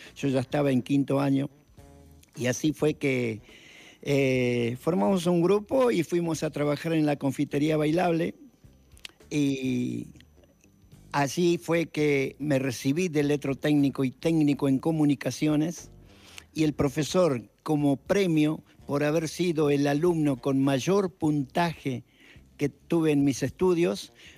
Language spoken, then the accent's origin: Spanish; Salta, Argentina; soy salteño